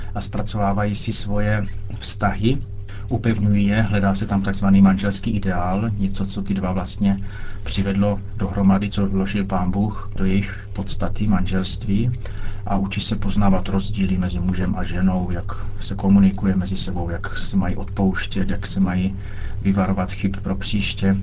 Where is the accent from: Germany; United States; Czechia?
Czechia; U nás v Čechách